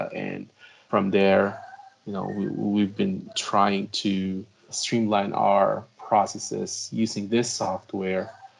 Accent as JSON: {"language": "English", "country": "Philippines", "moved": "as an adult", "said": "I came from the Philippines, and I got my degree bachelor's degree in civil engineering in the Philippines."}